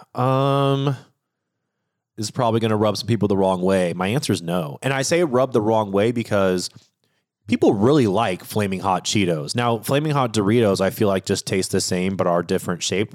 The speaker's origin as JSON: {"language": "English", "region": "Washington", "country": "United States", "tie": "born or raised there", "said": "I grew up in Washington State"}